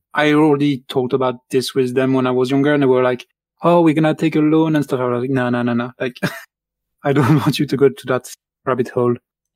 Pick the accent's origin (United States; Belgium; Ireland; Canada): Belgium; first language French; English is a second language; moved away as an adult; now in United Kingdom; I'm from Belgium.